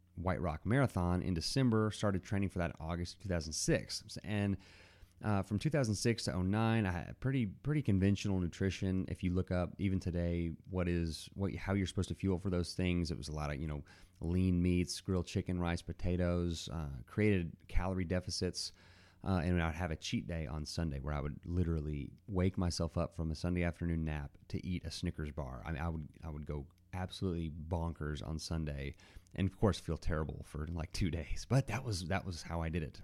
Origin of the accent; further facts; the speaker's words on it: Dallas, Texas, United States; now in Abilene, United States; grew up in the Dallas area. So I'm a Texan, and I live in Abilene, Texas now